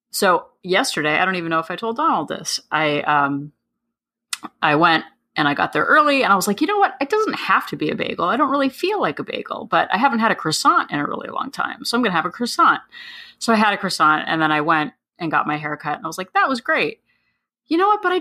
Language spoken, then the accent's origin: English; New Jersey, United States; We're, we're from New Jersey.